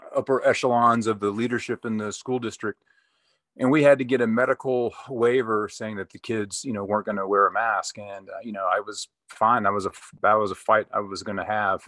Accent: Texas, United States; moved away as an adult; also born or lived in California; came back to my home state of Texas

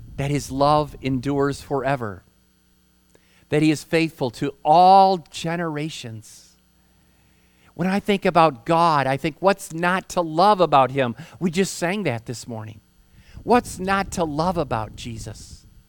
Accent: Holland, Michigan, United States; moved away; I hail from Michigan, proud Michigander. And I grew up in Holland, which is near Lake Michigan

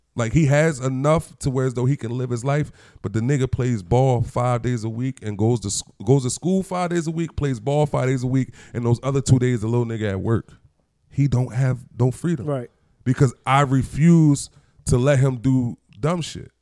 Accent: Chester, Pennsylvania, United States; I'm a nigga from Chester.

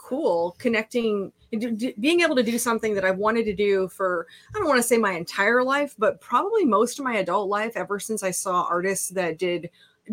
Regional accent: Waterloo, Iowa, United States; I grew up in Waterloo, Iowa.

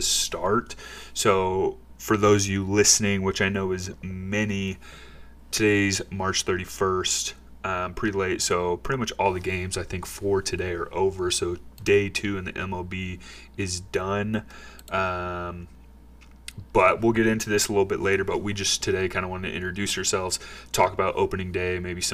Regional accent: St. Louis, Missouri, United States; moved away; I'm from St. Louis originally

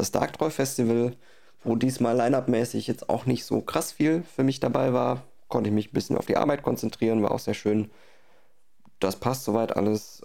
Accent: Baden-Württemberg, Germany; hier unten im Süden, in Baden-Württemberg, wo ich herkomme

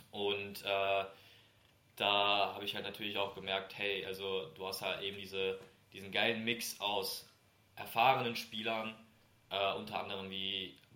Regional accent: Kriftel, Hesse, Germany; Er kommt ja aus Mainz, ich komme ja aus Kriftel quasi aus der Nähe.

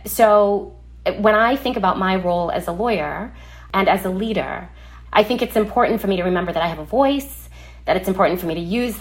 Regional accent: Trinidad & Tobago; moved away; my childhood growing up in Trinidad in the Caribbean.

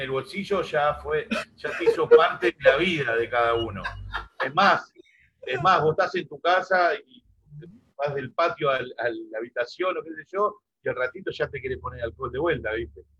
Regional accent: Laguna Paiva, Santa Fe, Argentina; moved away; yo soy, vengo de Santa Fe, del litoral, del costado del río, me crié ahí

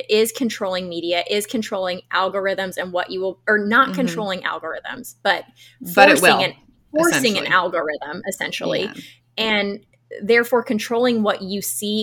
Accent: United States; I'm born and raised in America

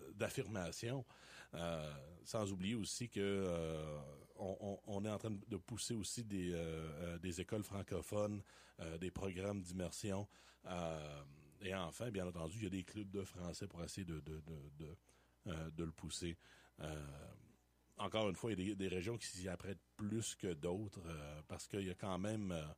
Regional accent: Ontario, Canada; Je suis franco-ontarien

